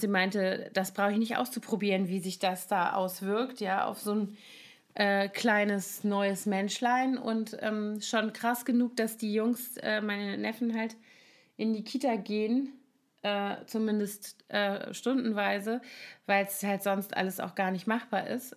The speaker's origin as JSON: {"language": "German", "town": "Koblenz", "region": "Rhineland-Palatinate", "country": "Germany", "tie": "born or raised there", "moved": "yes", "said": "in meiner Heimatstadt Koblenz"}